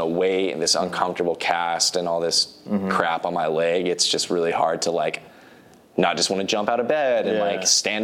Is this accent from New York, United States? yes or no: no; Corvallis, Oregon, United States; born or raised there; moved away as an adult; also born or lived in San Francisco